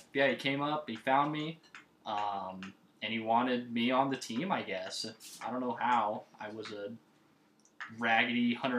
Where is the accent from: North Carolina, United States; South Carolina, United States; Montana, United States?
Montana, United States; Lolo; also born or lived in Missoula, Montana; she had me when she was 17. We grew up in Lolo, Montana. We kind of moved in and out of Missoula a little bit.